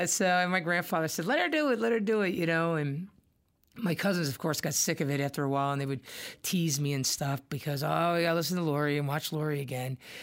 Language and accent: English; Irvington, New Jersey, United States; growing up in New Jersey, in S, you know, in Irvington